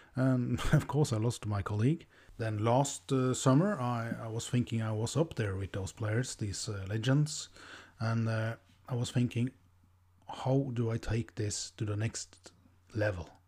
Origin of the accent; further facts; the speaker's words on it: Norway; English is a second language; I'm from Norway, the land of the F P L gods.